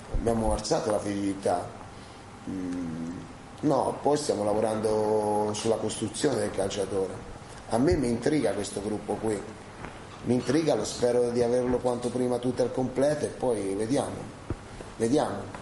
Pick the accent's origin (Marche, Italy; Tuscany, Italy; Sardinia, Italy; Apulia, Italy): Tuscany, Italy; Fucecchio; moved away; Fucecchio è il mio paese